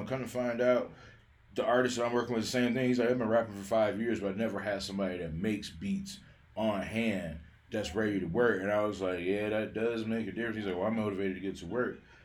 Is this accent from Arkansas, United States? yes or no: no; Detroit, Michigan, United States; now in Colorado, United States; I'm from Detroit originally. I've been here since like 98